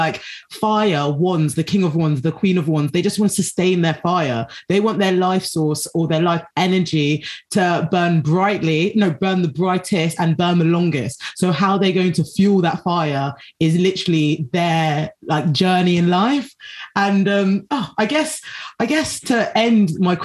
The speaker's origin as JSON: {"language": "English", "country": "South Sudan", "said": "I'm from South Sudan"}